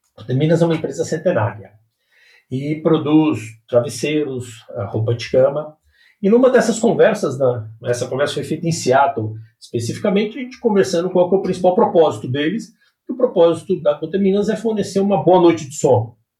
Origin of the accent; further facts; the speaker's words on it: Brazil; todos nós, todos nós, como brasileiros mesmo